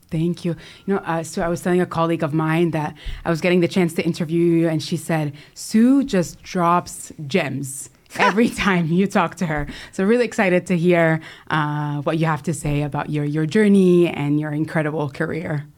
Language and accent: English; California, United States; I was born in California